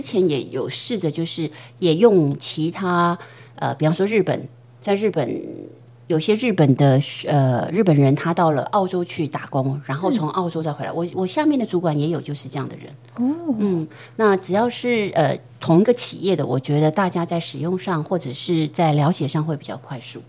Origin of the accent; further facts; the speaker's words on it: Taiwan; moved away; also born or lived in United States / Japan / Shanghai; 我们台湾人就很喜欢茶叶蛋